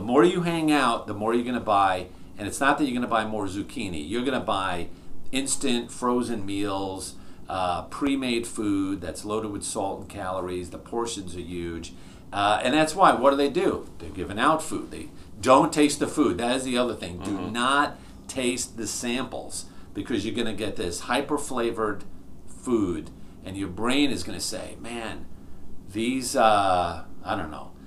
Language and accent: English; New York, United States; I grew up in New York, uh, your typical, uh, you know, New York Italian family.